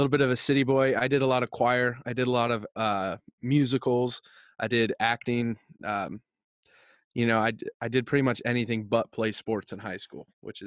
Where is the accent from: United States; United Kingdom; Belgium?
United States; Nebraska; I'm from Nebraska. So born and raised here